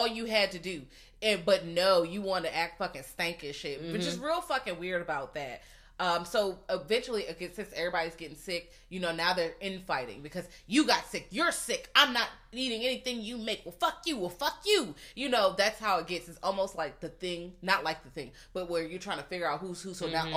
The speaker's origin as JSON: {"language": "English", "region": "Virginia", "country": "United States", "said": "I'm from Virginia"}